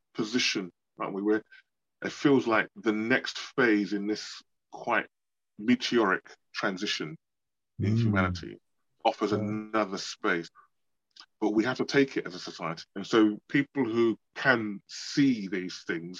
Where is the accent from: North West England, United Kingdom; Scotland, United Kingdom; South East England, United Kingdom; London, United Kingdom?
London, United Kingdom; I was born in London